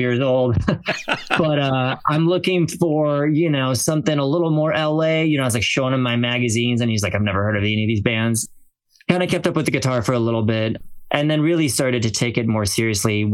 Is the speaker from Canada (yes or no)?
no; France; now in United States; born and raised in France